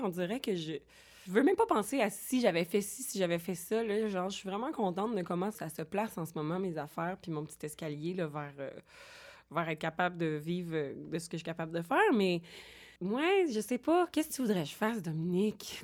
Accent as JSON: {"language": "French", "town": "Boucherville", "region": "Quebec", "country": "Canada", "tie": "born or raised there", "also_born_or_lived": "Longueuil", "lives_now": "Montreal, Canada", "said": "Je, je suis née à Longueuil, grandie à Boucherville et j'habite Montréal"}